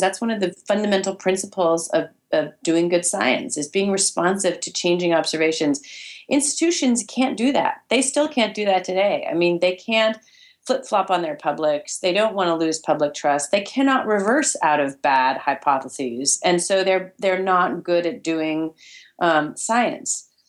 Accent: Berkeley, California, United States; now in New York City, United States; I live in New York City and I grew up in Berkeley, California

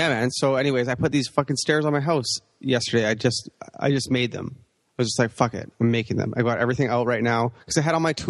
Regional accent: Canada; we're from Canada

